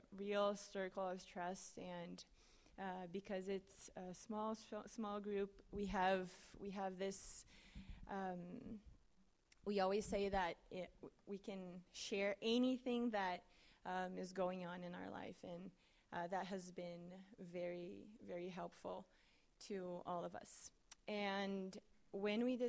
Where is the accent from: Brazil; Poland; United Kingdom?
Brazil; moved away as an adult; now in Manhattan, Kansas, United States; I'm from Brazil